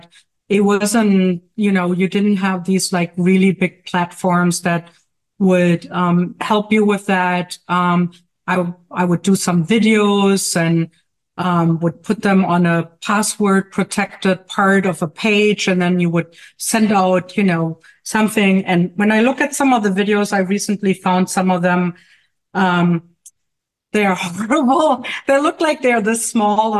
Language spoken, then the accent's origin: English; Germany; moved away as an adult; now in Jersey City, United States; As you may hear from my accent, I may live in Jersey City, in New Jersey. But I'm actually from Germany. I only lived for 10 years in the U.S.